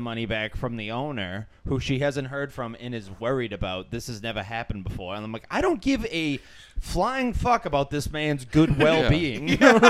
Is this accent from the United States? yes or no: yes; Quincy, Massachusetts, United States; I'm from Quincy. They're like, "I live in Quincy," and I'm like, "You're the reason I can't live in my own town."